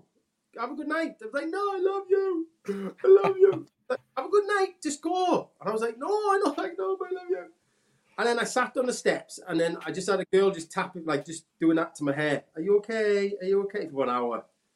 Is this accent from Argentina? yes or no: no; Aberdare, Wales, United Kingdom; I'm from Aberdare. I'm from Aberhamon.